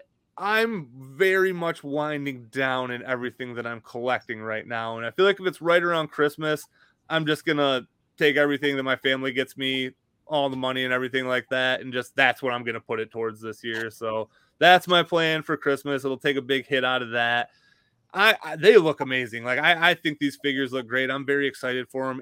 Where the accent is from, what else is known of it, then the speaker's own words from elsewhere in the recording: Michigan, United States; moved away; I'm from Michigan, so anytime I go home, it's a four hour drive